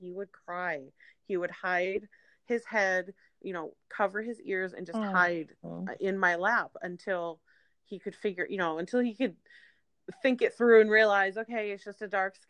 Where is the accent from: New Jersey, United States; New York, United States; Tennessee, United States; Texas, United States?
New York, United States; Syracuse; now in California, United States; We moved back to my hometown of Syracuse, New York